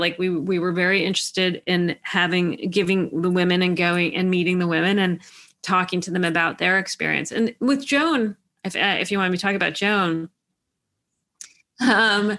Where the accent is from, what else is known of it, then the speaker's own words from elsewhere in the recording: New York City, New York, United States; I grew up in Manhattan